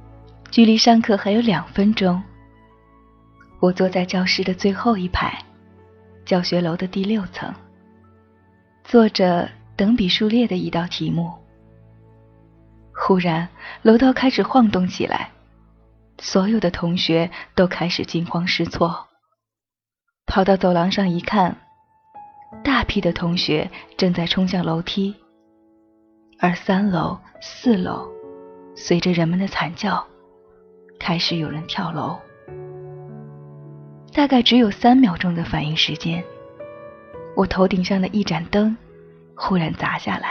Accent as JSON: {"language": "Chinese", "region": "Sichuan", "country": "China", "said": "我无法去表达，作为一个四川人。"}